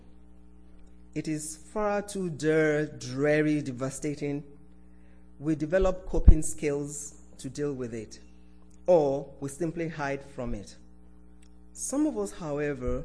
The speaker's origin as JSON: {"language": "English", "country": "Nigeria", "moved": "yes", "said": "This was when I was still living in my home country, Nigeria."}